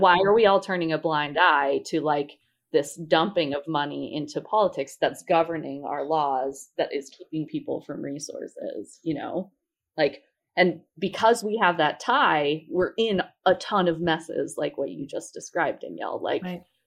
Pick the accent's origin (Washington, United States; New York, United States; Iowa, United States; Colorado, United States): Colorado, United States; I'm from Colorado